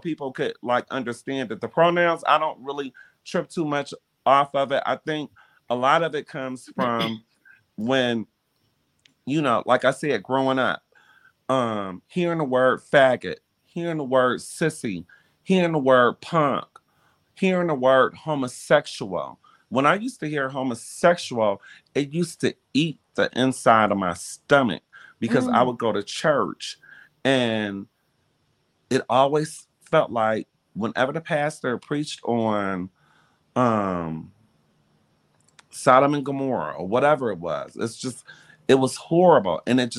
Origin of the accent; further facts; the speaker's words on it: Detroit, Michigan, United States; And, you know, growing up in Detroit in the era that, in the time that I grew up, I mean, no one ever really said too much about my sexuality.